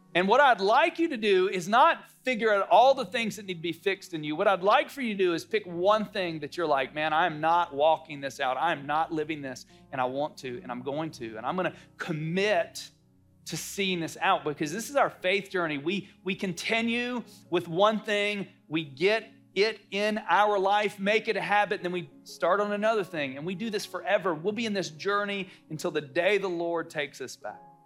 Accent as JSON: {"language": "English", "region": "North Carolina", "country": "United States", "tie": "born or raised there", "said": "I grew up in the South, North Carolina."}